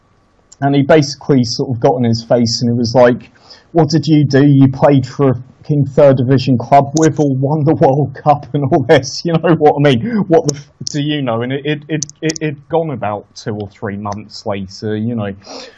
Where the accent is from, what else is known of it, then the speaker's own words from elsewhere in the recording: France; born there; I was born in France. I still have a lot of French friends.